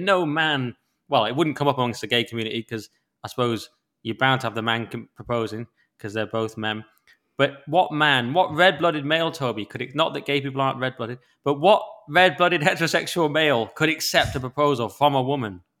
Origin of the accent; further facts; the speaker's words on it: Cumbria, North West England, United Kingdom; I grew up amongst sheep in Cumbria in the lake.